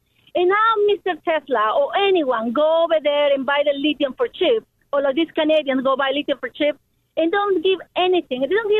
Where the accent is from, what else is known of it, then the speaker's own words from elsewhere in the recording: Peru; now in Lake Forest, United States; I am from Peru. I'm American from Peru.